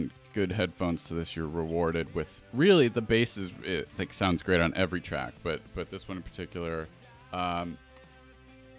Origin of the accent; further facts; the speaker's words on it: Buffalo, New York, United States; accent: Buffalo; my Buffalo accent.